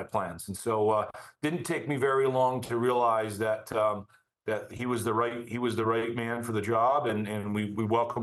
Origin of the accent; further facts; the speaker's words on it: Burnaby, British Columbia, Canada; now in Denver, United States; growing up in Burnaby, British Columbia